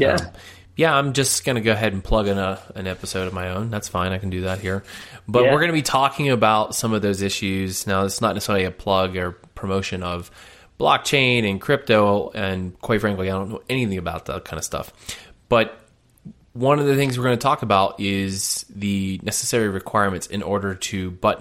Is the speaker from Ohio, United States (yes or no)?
no; Philadelphia, Pennsylvania, United States; moved away; also born or lived in Chicago; I'm from Philly